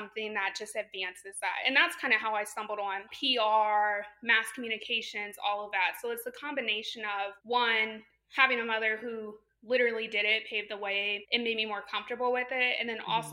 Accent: Champaign, Illinois, United States; moved away as an adult; also born or lived in North Carolina / St. Louis, Missouri; I was born and raised in Champaign, Illinois.

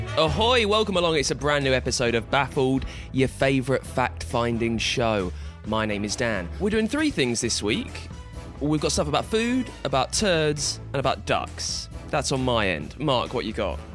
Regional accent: England, United Kingdom; We are all English

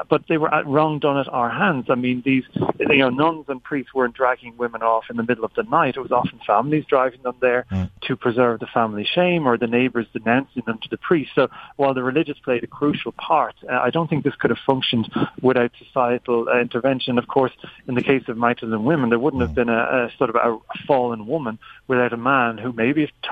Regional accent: Ireland; one Irish man

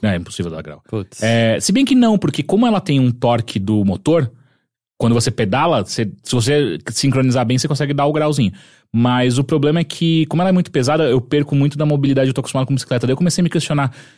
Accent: Atibaia, São Paulo, Brazil; eu andei de bicicleta a minha vida inteira quando era moleque em Atibaia

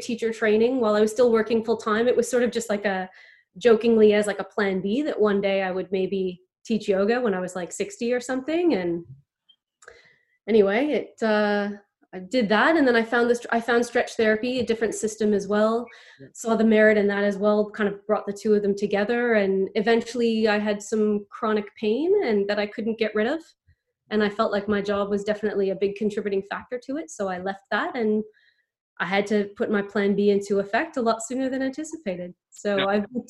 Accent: Montreal, Quebec, Canada; now in Australia; I grew up in what was called the West Island of Montreal

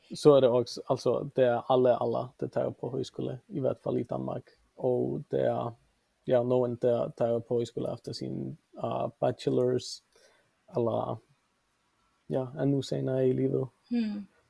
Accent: Reykjavik, Capital Region, Iceland; Swedish is a second language; moved away as an adult; also born or lived in Denmark; now in Vancouver, Canada; jag kommer från Reykjavik och jag är för det mesta uppvuxen i Mittbyen

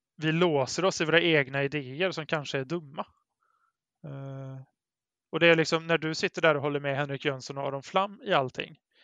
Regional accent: Brålanda, Västra Götaland, Sweden; now in Gothenburg, Sweden; i Brålanda där jag växte upp

